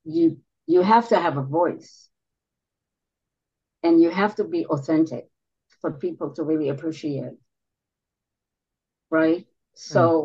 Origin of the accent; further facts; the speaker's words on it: Israel; moved away as an adult; also born or lived in New York City; I was born and raised in Israel, and there I worked on big stages